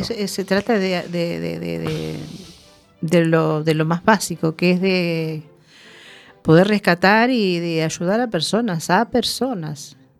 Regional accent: Uruguay; moved away; En mi país

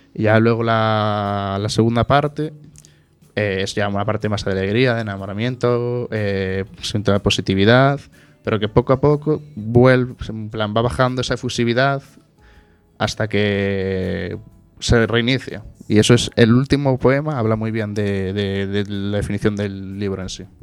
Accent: Oleiros, Galicia, Spain; yo soy de Oleiros

